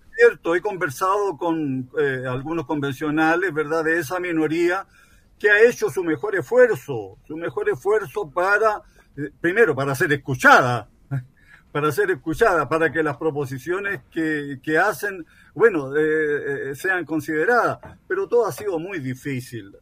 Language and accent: Spanish; Chile; Somos todos chilenos, independientemente de nuestros ancestros